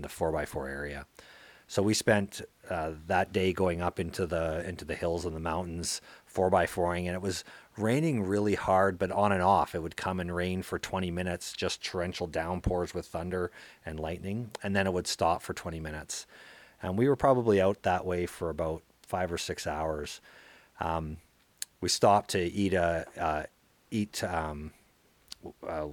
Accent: Calgary, Alberta, Canada; I was born and raised in Calgary, Alberta

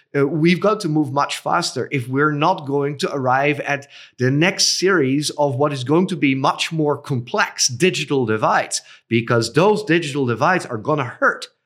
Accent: Netherlands; also born or lived in Cambodia; I was born in the Netherlands. I currently reside in the Netherlands

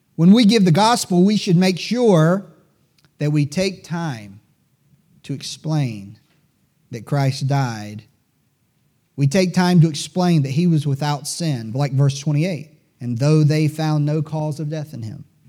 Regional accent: Greenville, South Carolina, United States; I'm a native Greenvillian. You know, people sometimes ask me if I'm from Greenville, and I'm, I, I have to admit, I'm a little bit proud to say that I'm, I was born and raised among these mills

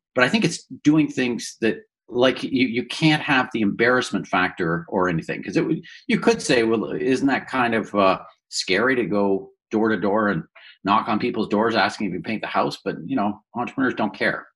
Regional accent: Woodstock, Ontario, Canada; I grew up in Woodstock, Ontario

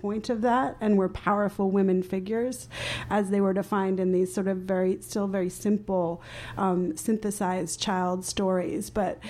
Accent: Bogota, Bogotá Capital District, Colombia; born there; I'm an adoptee. I was born in Bogota, Colombia, and I'm adopted to a white family.

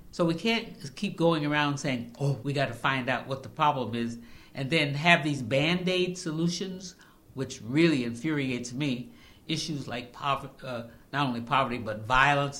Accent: the Adirondacks, upstate New York, United States; also born or lived in South Carolina; now in Albany, United States; I'm from the Adirondacks. Actually, I was actually born in South Carolina, but my family moved when I was very young to the Adirondacks

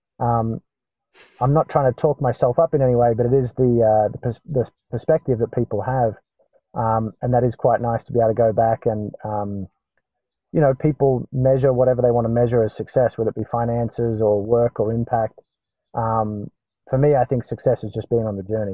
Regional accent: Australia; moved away as an adult; now in Atlanta, United States; as Australians

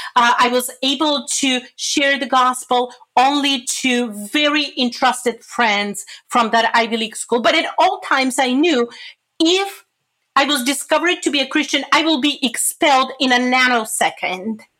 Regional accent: Bulgaria; moved away; I'm originally from Europe, Bulgaria, like you said. I grew up during communism

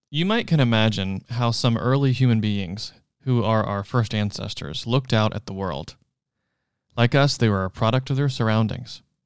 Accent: Charleston, South Carolina, United States; moved away as an adult; now in Los Angeles, United States; I'm from South Carolina in Charleston

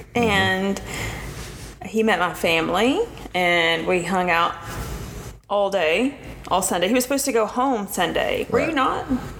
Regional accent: Steele, Missouri, United States; also born or lived in Jonesboro; my hometown church, which is a very tiny Baptist church in Steele, Missouri.

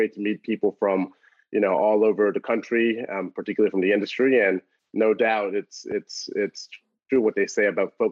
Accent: New Orleans, Louisiana, United States; also born or lived in Memphis, Tennessee / Washington, D.C.; born and raised in New Orleans, Louisiana

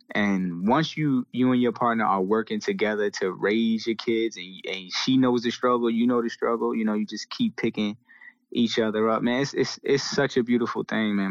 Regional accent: Portsmouth, Virginia, United States; I'm from Portsmouth, Seven Cities

